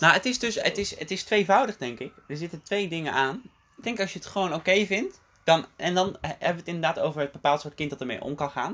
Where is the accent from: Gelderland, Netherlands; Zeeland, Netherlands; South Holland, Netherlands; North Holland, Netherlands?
South Holland, Netherlands; Dordrecht; moved away as an adult; also born or lived in The Hague / South Korea; now in Utrecht, Netherlands; het grootste deel van mijn jeugd woonde mijn vader in Rotterdam en mijn moeder in Dordrecht. En ik woonde ook bij mijn moeder.